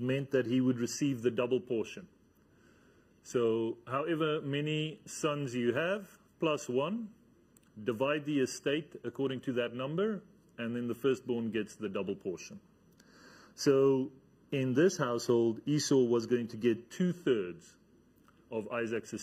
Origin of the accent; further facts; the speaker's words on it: Namibia; I come from Namibia. In Namibia, there's a whole lot of space there